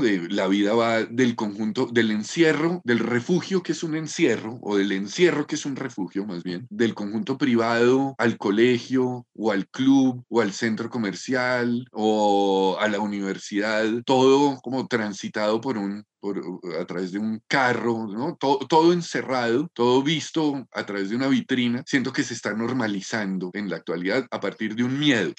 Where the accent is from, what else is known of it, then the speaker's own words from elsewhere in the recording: Bogotá, Colombia; Yo me siento muy bogotano, no, no siento que sería otro si no, si no hubiera nacido y me hubiera criado y hubiera vivido en Bogotá